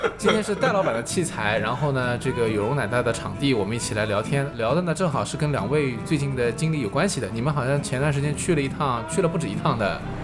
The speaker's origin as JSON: {"language": "Chinese", "country": "China", "said": "我们中国人说叫顺势而为嘛"}